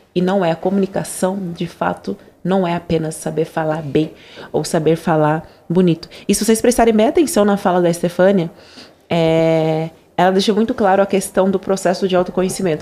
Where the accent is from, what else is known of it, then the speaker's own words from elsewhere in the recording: Angola; accent: Angolan; o meu sotaque original de Angola